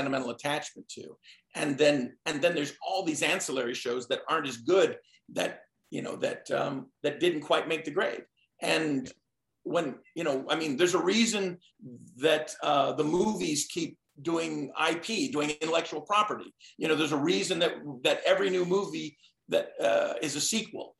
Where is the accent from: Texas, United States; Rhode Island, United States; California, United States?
California, United States; Glendale; I grew up in Glendale, which basically is sandwiched right between Burbank and Hollywood